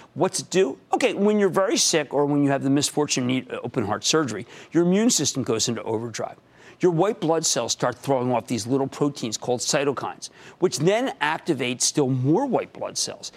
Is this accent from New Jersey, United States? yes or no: yes; New Jersey, United States; in my home state of New Jersey